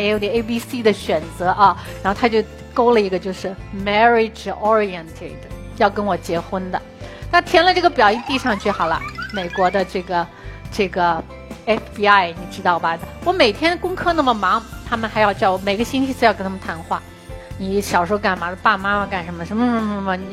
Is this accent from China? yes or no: yes; China; 中国在二十多年前是非常贫穷的，是世界上有名的贫穷的国家